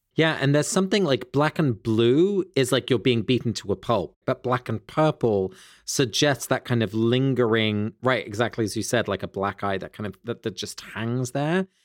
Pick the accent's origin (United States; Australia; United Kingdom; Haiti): United Kingdom; Sussex, South East England; near where I grew up in Sussex